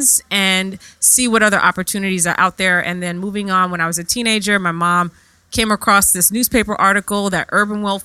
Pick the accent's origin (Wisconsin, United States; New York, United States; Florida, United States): New York, United States; New York City; also born or lived in London; I am from the Bronx of New York, born and raised